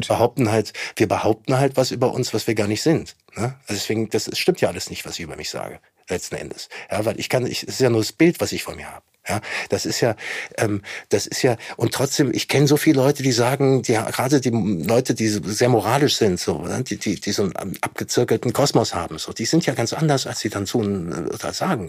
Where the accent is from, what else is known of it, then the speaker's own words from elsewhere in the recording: Germany; wir auch weiter tragen müssen als Deutsche